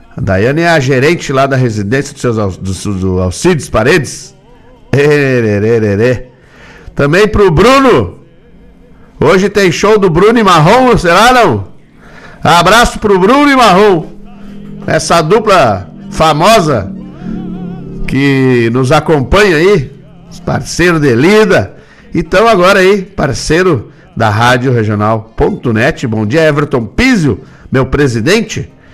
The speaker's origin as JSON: {"language": "Portuguese", "area": "Gaúcho", "region": "Rio Grande do Sul", "country": "Brazil", "said": "Aqui a gente comemora as festas juninas, a moda gaúcha"}